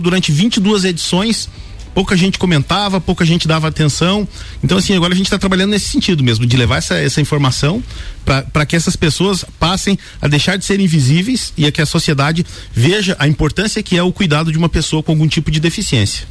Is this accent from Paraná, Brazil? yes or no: no; Otacílio Costa, Santa Catarina, Brazil; Sou de Otacílio Costa